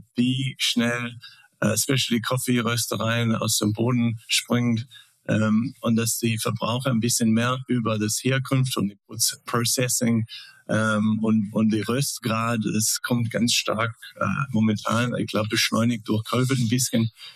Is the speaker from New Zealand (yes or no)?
yes; New Zealand; German is a second language; now in Germany; Ich komme aus Neuseeland